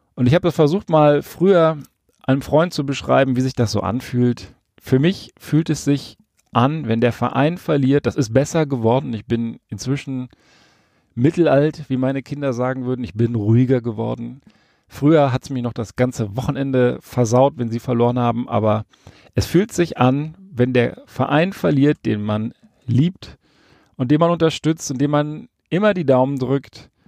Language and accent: German; Hesse, Germany; also born or lived in Berlin; now in Rhineland, Germany; Als ich mit circa vier Jahren von Berlin nach Hessen gezogen wurde mit meinen Eltern, kam ich in ein kleines Kaff